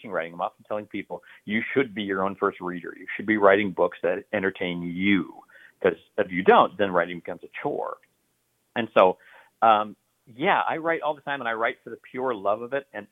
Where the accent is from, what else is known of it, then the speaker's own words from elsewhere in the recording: United States; also born or lived in Idaho / Oregon; I'm an American. I'm from, you know, Idaho and Oregon